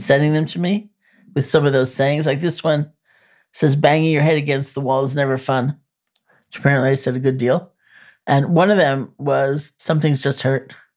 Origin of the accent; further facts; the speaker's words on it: New York, United States; I'm a New Yorker